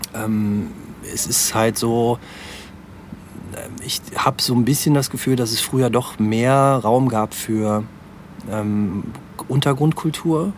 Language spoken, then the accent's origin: German; Aachen, North Rhine-Westphalia, Germany; ich komme nicht gebürtig aus, aus Aachen, aber ähm, bin halt natürlich hier zur Schule gegangen und äh, auch hier zur Grundschule und so. Also man kann schon sagen, dass ich äh, schon, schon, Aachen. schon Aachener bin.